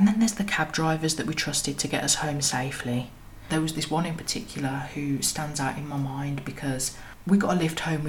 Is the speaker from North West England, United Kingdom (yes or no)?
no; Birmingham, West Midlands, United Kingdom; moved away as an adult; also born or lived in London; I'm from Birmingham